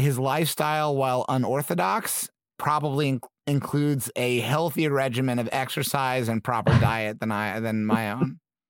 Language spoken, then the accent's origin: English; Midwest, United States; I did feel, you know, I grew up in the Midwest.